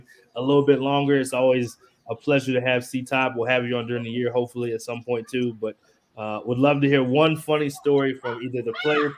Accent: Texas, United States; I'm from Texas

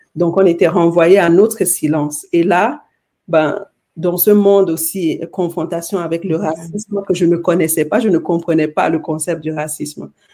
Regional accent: Cameroon; je suis née au Cameroun, dans un village.

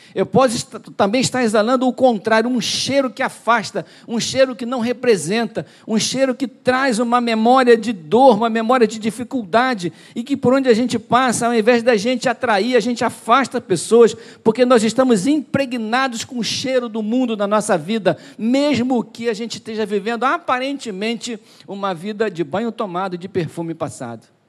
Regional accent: Duque de Caxias, Rio de Janeiro, Brazil; nós somos de Caxias

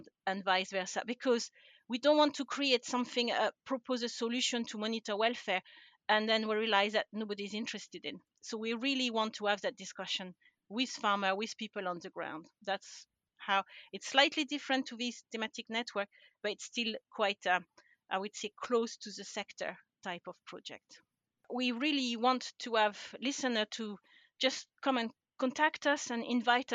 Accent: France; English is a second language; moved away as an adult; also born or lived in United Kingdom; now in Scotland, United Kingdom; So I'm originally from France. And I don't think I've lost my accent after all these years.

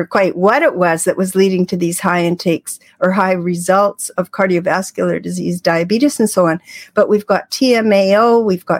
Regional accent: Canada; I'm Canadian.

